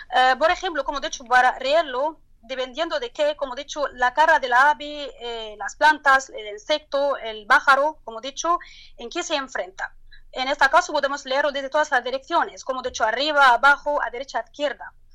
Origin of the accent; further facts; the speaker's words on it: Turkey; Spanish is a second language; now in Luxor, Egypt; mi país, en el terremoto de la Turquía